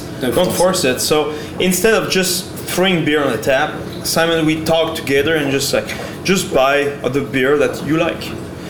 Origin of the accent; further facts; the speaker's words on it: Lac Saint-Jean, Quebec, Canada; we're coming from Lac Saint-Jean